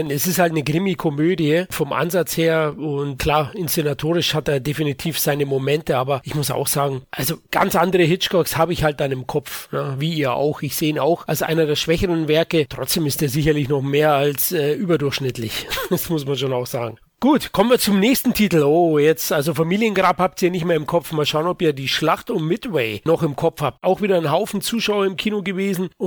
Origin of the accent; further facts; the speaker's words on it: Bavaria, Germany; Du weißt ja, als Bayer aussprechungstechnisch hätte ich mir das schwer getan.